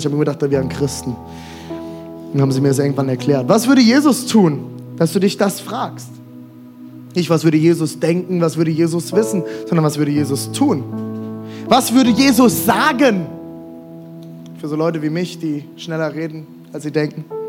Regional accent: Germany; als Deutsche

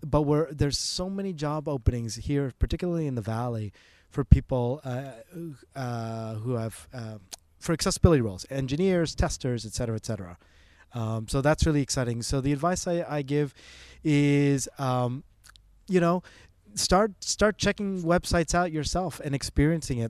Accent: Canada; moved away as an adult; also born or lived in Toronto; now in Bay Area, United States; I am Canadian.

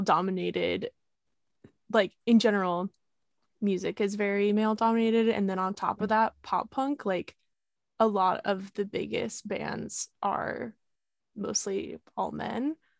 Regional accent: San Diego, California, United States; We grew up together in San Diego

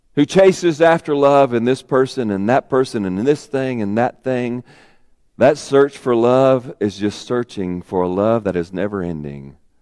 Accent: Arkansas, United States; moved away; also born or lived in Warren, Arkansas; I'm from Arkansas

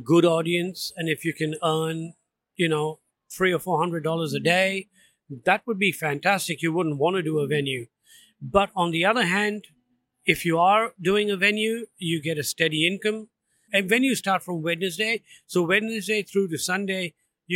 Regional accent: Andaman and Nicobar Islands, India; now in Melbourne, Australia; I'm from the Andaman and Nicobar Islands, which is in the Andaman Sea, is in South Asia.

